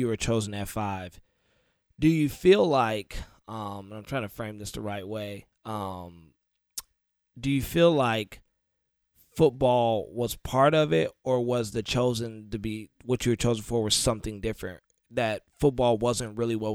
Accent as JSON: {"language": "English", "town": "Detroit", "region": "Michigan", "country": "United States", "said": "I'm from Detroit"}